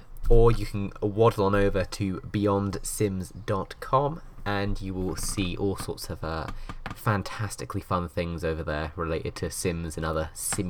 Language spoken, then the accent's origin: English; England, United Kingdom; The last witch trial was held in my hometown, in England.